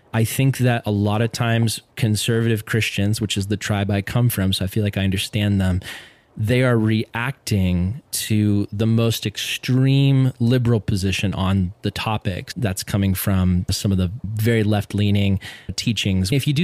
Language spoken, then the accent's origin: English; Tennessee, United States; I grew up in East Tennessee, and I went to mostly white schools